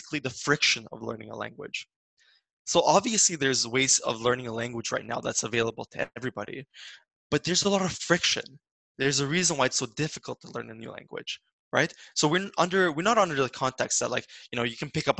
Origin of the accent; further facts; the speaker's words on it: Vancouver, British Columbia, Canada; also born or lived in Montreal; we were raised in Vancouver, we were speaking English throughout the day